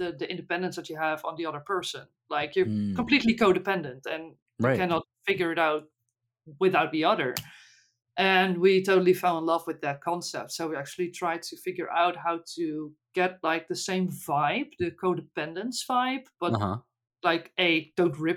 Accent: Netherlands; first language Dutch; English is a second language; Dutch, English is not my native language

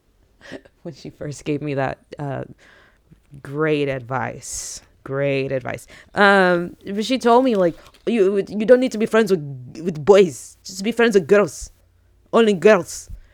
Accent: United States; English is a second language; I grew up in America

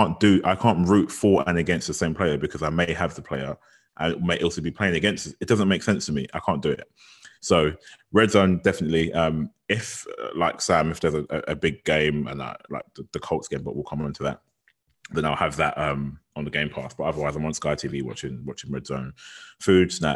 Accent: London, United Kingdom; I'm from North London

